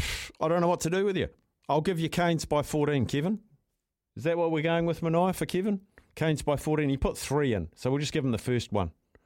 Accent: Auckland, New Zealand; Yes, I'm originally from Auckland, so I have a friendly awkward feeling.

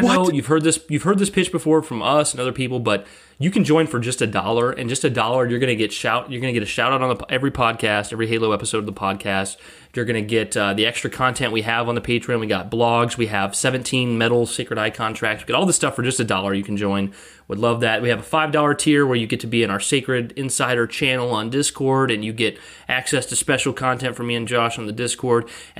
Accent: Montana, United States; Being born and raised in Montana, I took his compliment and arguably the name, not my true intention.

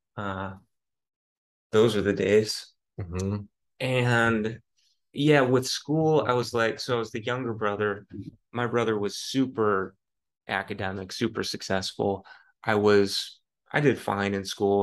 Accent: Lafayette, Colorado, United States; now in San Francisco, United States; I grew up in Lafayette, Colorado, beautiful Lafayette, Colorado

